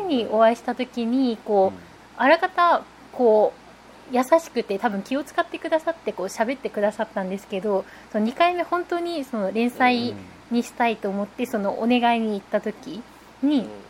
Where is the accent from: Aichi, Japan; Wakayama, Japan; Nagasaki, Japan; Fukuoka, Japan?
Nagasaki, Japan; 白山小の出身